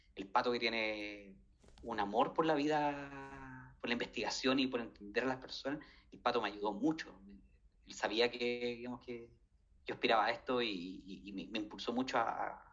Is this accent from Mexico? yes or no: no; Chile; yo vengo de Chile